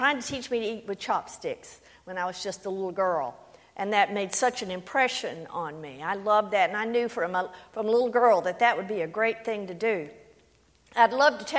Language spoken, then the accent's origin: English; Louisiana, United States; I am from Louisiana. That is the accent